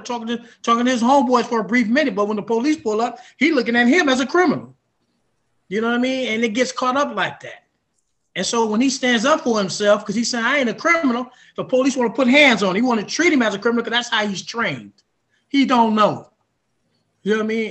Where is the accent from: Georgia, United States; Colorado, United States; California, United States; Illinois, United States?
California, United States; Oakland; I grew up in North Oakland